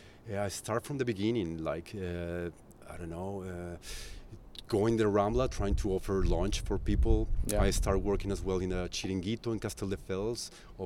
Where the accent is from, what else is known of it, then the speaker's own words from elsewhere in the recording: Colombia; English is a second language; moved away as an adult; now in Barcelona, Spain; I'm originally from Colombia.